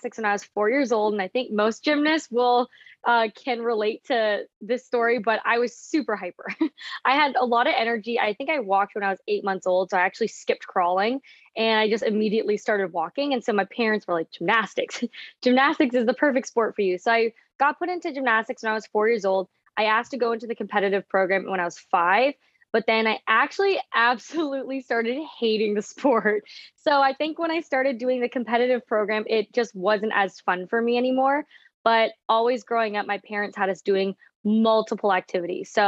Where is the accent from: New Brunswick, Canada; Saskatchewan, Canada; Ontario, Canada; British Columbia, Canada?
Ontario, Canada; Toronto; moved away as an adult; also born or lived in London, Ontario; Yeah, so I grew up in Toronto, Canada. I was born in Toronto and then I moved to London, Ontario.